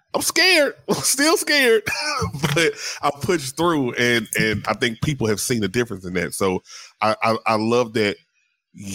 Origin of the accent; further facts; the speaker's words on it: the South, United States; I grew up in the South, so Southern Baptist